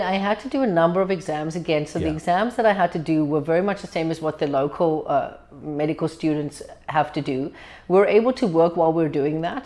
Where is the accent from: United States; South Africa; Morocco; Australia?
South Africa; Cape Town, Western Cape; moved away as an adult; now in Canada; Born and bred in South Africa, Cape Town, probably one of the most beautiful cities in the world.